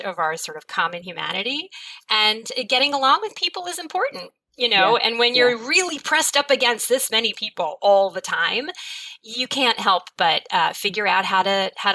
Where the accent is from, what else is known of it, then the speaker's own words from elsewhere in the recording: New Haven, Connecticut, United States; now in New York, United States; I'm from New Haven, Connecticut, which is a fairly small city.